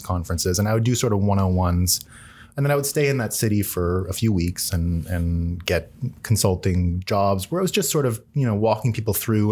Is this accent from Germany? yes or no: no; Canada; I'm Canadian